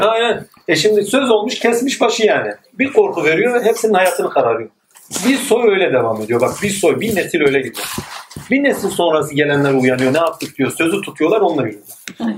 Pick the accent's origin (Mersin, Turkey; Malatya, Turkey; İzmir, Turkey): Malatya, Turkey; also born or lived in Yenibosna, Istanbul; now in Istanbul, Turkey; ben de Malatyalıyım